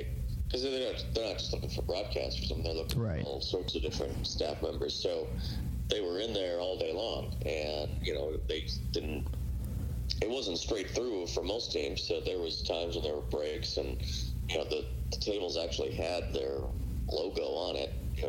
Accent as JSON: {"language": "English", "town": "Chicago", "region": "Illinois", "country": "United States", "tie": "born or raised there", "moved": "yes", "said": "young kid in Chicago"}